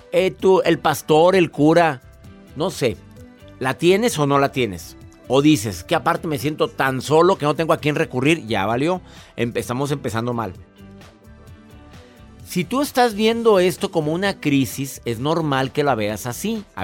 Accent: Mexico; Claudia Cervantes la primer mujer en mi país, en México

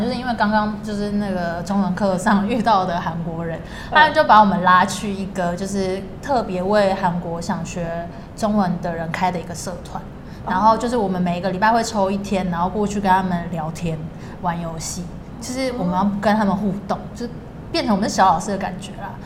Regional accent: Taiwan; 台湾还算是，还是我的家乡，就是我可能未来还是会定在这里

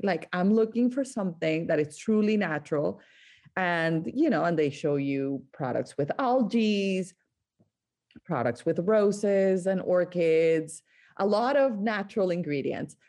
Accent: Barranquilla, Atlántico, Colombia; now in United States; I grew up in Colombia, in the coast of Colombia, in a town called Barranquilla

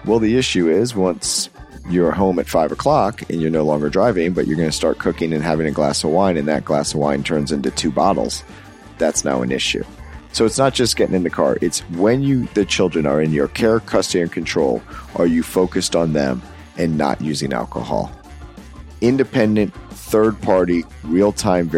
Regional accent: Florida, United States; my home state here

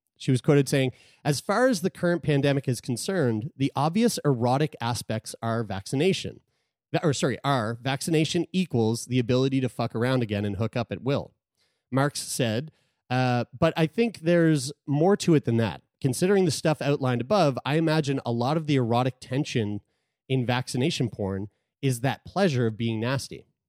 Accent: Sackville, Nova Scotia, Canada; Community Health Center in Sackville, my hometown.

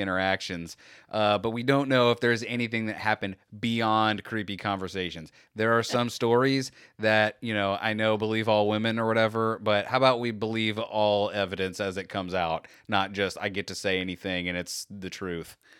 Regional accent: Florida, United States; We're from Florida

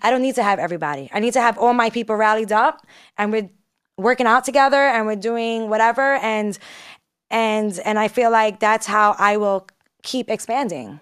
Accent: New York City, New York, United States; I'm also from Brooklyn, New York

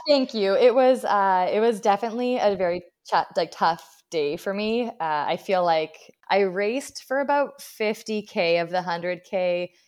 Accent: Abbotsford, British Columbia, Canada; my hometown

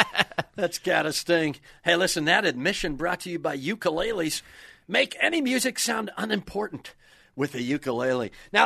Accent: Kenosha, Wisconsin, United States; I'm from an auto town. I'm from Kenosha, Wisconsin

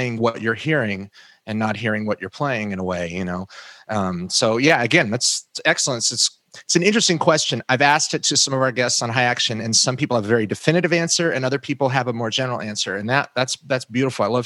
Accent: Oregon, United States; I grew up in Oregon.

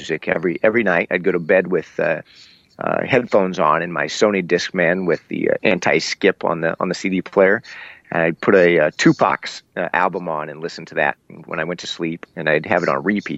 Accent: Iowa, United States; also born or lived in Seattle, Washington, United States; we relocated from Seattle to Iowa

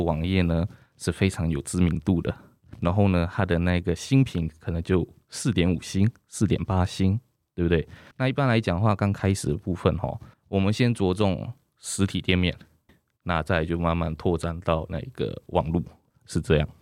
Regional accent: Keelung, Taiwan; 选择基隆，其实也是在基隆长大

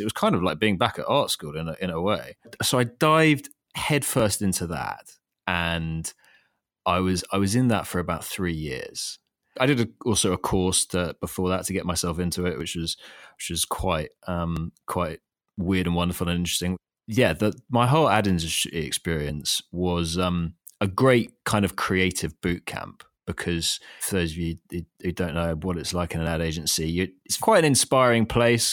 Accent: London, United Kingdom; moved away as an adult; also born or lived in Thailand; I was working in London, and I grew up in London

